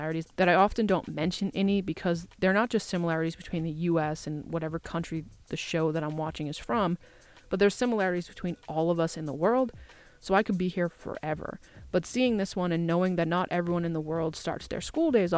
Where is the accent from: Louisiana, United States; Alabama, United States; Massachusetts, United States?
Massachusetts, United States; my customs as an Irish American Catholic born and raised in Massachusetts